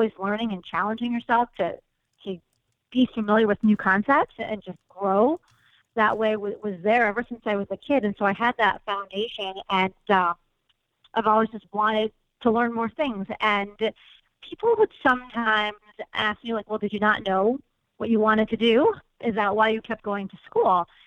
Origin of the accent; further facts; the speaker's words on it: Chicago, Illinois, United States; I grew up in Chicago